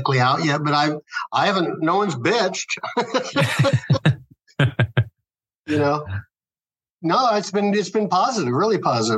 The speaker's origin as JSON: {"language": "English", "region": "Midwest", "country": "United States", "said": "We're all from the Midwest, like the hickiest of the Midwest"}